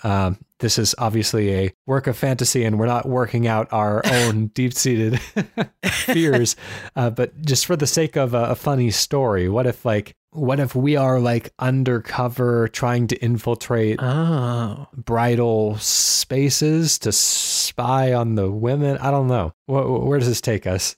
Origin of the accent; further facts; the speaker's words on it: United States; I'm an American.